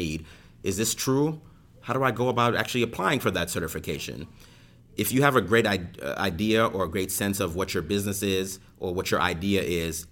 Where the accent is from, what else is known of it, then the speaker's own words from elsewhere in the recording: New York City, New York, United States; I grew up in Brooklyn, I grew up in Crown Heights